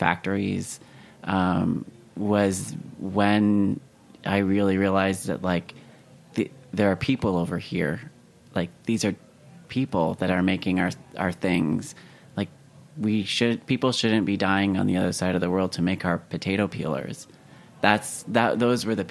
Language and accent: English; Canada; moved away as an adult; now in United States; I'm originally from Canada, the fact that I left Canada to go move to the US